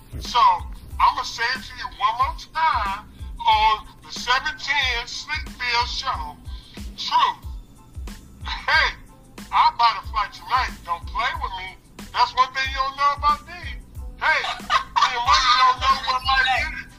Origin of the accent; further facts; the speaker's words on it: Iowa, United States; I'm from the Midwest. I'm from Iowa